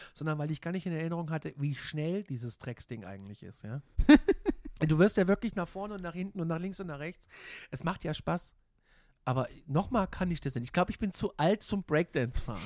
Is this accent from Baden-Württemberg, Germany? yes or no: no; Gudensberg, Hesse, Germany; moved away as an adult; also born or lived in Kassel / Frankfurt; Gudensberg bei Kassel, da wo ich herkomme